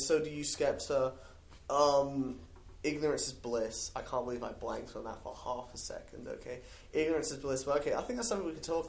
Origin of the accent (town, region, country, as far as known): England, United Kingdom; now in United States